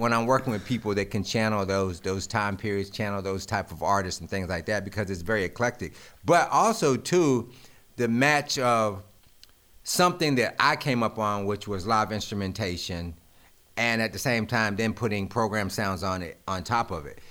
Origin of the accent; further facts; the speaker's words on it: Greensboro, North Carolina, United States; I'm from Greensboro